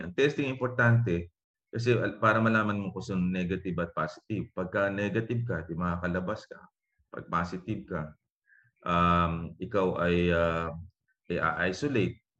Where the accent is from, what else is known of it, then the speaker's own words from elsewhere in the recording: Calapan, Mimaropa, Philippines; isa lang doktor sa amin sa Kalapan, uh, Mindoro.